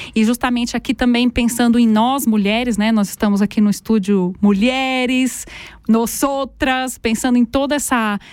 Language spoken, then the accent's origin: Portuguese; Brazil; moved away as an adult; now in Aargau, Switzerland; Eu sou brasileira